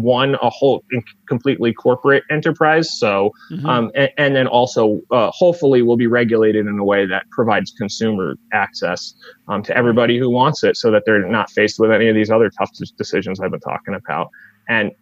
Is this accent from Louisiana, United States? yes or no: no; Northeast Connecticut, United States; I'm from Northeast Connecticut